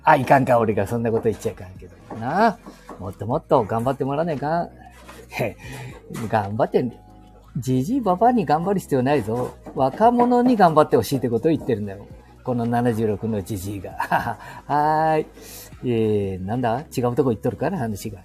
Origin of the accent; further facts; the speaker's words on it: Handa, Aichi, Japan; この地元